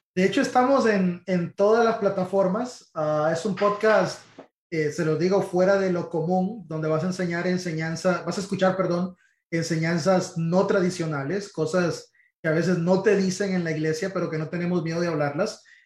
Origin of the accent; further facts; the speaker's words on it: Honduras; moved away as an adult; now in Miami, United States; yo soy hondureño